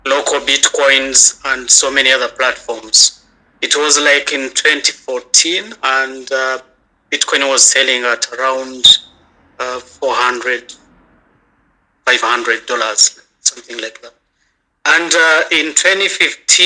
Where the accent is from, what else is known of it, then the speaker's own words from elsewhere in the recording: Kigali, Rwanda; I'm from Kigali. I'm in Rwanda.